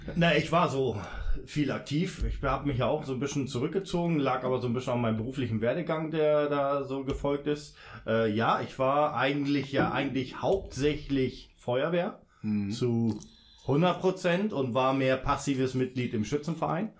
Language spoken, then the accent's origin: German; Bremen, Germany; also born or lived in Hamburg; now in Duisburg, Germany; Ich bin ja gebürtig aus Hamburg und bin dann in Bremen aufgewachsen, bevor ich dann wow. äh, okay. nach Duisburg gekommen bin